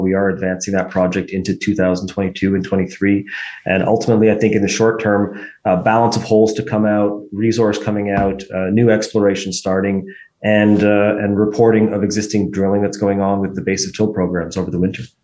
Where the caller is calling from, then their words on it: Toronto, Ontario, Canada; we're, we're calling from Toronto